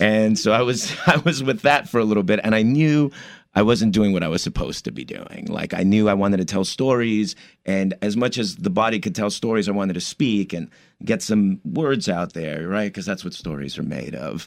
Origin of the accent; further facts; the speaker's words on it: Commerce, California, United States; moved away as an adult; also born or lived in East Los Angeles / New York; my parents moved to the city of Commerce, which is right outside East L A. And, uh, I grew up there